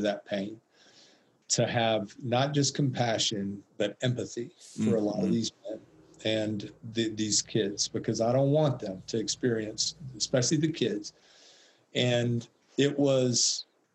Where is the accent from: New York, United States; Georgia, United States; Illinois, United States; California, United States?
Georgia, United States; Atlanta; I'm from Atlanta, the Mecca of the civil rights movement